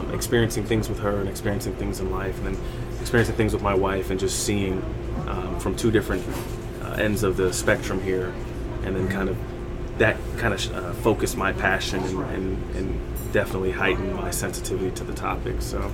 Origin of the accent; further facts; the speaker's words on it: Kentucky, United States; also born or lived in Germany; So I was born in Germany. My father was in the United States Army. He retired in Kentucky with my family, so my parents were in my life my whole time, and still are currently.